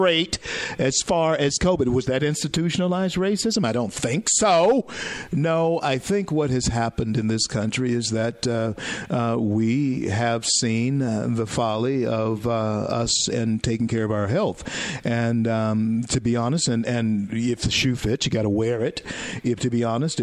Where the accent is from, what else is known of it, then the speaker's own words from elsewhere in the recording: Shreveport, Louisiana, United States; moved away; my hometown, Shreveport, Louisiana, and my home state of Louisiana